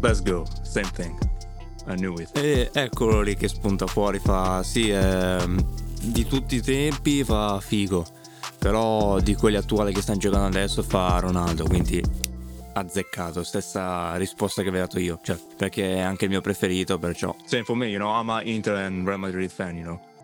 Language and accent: Italian; Australia; sono australiano